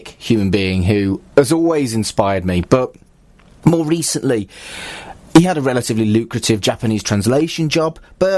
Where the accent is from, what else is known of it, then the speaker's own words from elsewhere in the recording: Wolverhampton, West Midlands, United Kingdom; moved away as an adult; also born or lived in Salford; we grew up in Wolverhampton